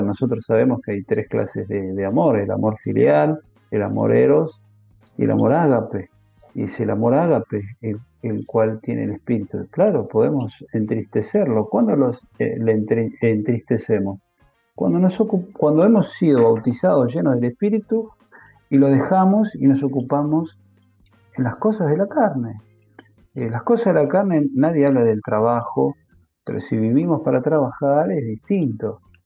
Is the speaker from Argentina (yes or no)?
yes; Argentina; como en Argentina decimos